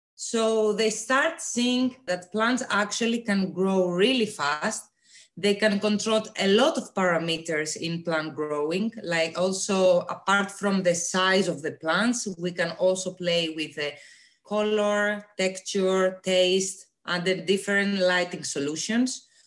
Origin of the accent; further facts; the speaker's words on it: Greece; moved away as an adult; now in Denmark; I am originally coming from Greece, but I live in Denmark for the last three years to do my PhD studies